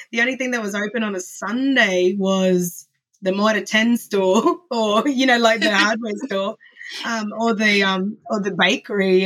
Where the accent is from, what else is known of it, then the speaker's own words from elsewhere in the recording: Ayr, Queensland, Australia; also born or lived in Brisbane, Queensland; now in Mackay, Australia; I moved from Ayr in North Queensland to Brisbane, Queensland, and then back to Mackay